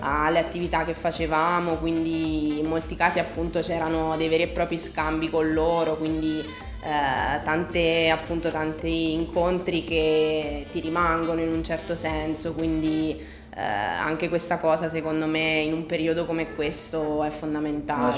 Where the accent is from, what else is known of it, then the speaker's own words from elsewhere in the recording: Pescara, Abruzzo, Italy; also born or lived in Milan; sono ritornata a Pescara, che è la mia città natale, dove appunto attualmente vivo